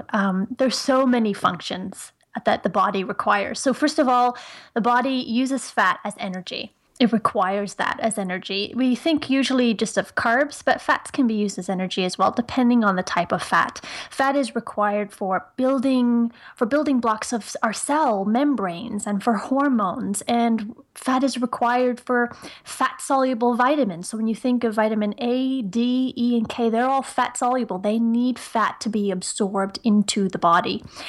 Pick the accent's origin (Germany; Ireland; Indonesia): Ireland; accent: Irish; now in Canada; I live in Ontario, Canada, just outside of Toronto. But I'm originally from Ireland. So some people can sort of hear an Irish accent here and there.